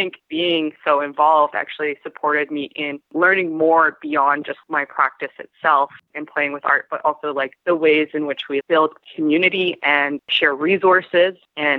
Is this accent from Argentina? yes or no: no; Portland, Oregon, United States; moved away as an adult; now in Vancouver, Canada; I grew up in Portland, Oregon, and I ended up coming up to Vancouver, British Columbia, and going to Emily Carr University for animation.